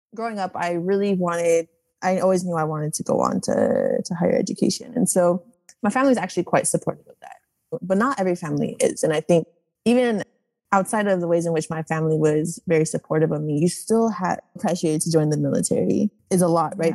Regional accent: American Samoa; moved away as an adult; I was born and raised in American Samoa

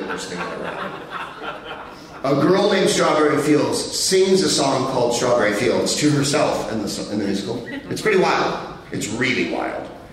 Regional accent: California, United States; we're all from California

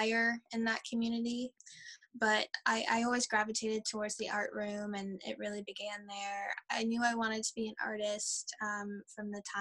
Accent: New Orleans, Louisiana, United States; now in Baltimore, United States; I am originally from New Orleans, Louisiana, but am based in live and work in Baltimore in Maryland here.

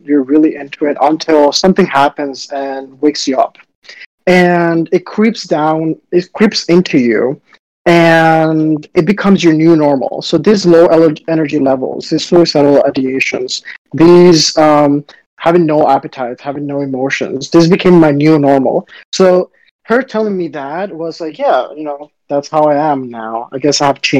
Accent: Dominican Republic; also born or lived in South Florida, United States / Baltimore, United States; now in New York, United States; I grew up in Dominican Republic, where it's sunny and hot all the time, and then South Florida, where it's also sunny, hot at the time

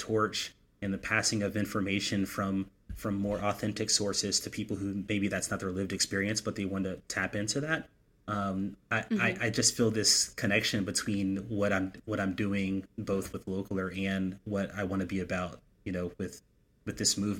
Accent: South Carolina, United States; also born or lived in Texas; what I grew up having when I was a kid growing up in South Carolina and Texas in the summer.

